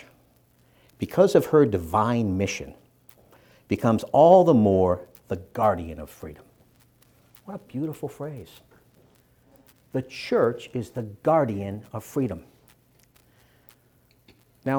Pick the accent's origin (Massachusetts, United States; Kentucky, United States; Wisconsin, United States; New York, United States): Massachusetts, United States; Boston; When I was a little boy growing up in Dorchester, Massachusetts, and you can still tell the accent